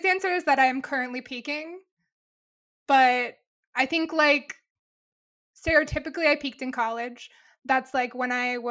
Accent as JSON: {"language": "English", "town": "Louisville", "region": "Kentucky", "country": "United States", "tie": "born or raised there", "said": "Kentucky and Louisville, the city I grew up"}